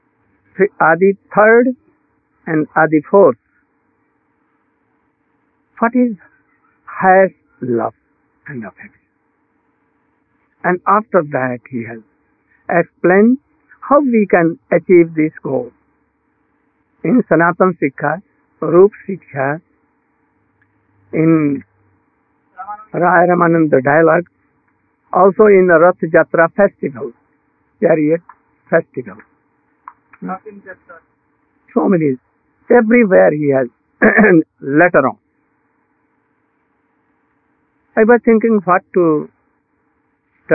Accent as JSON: {"language": "English", "country": "India", "said": "I'm Indian"}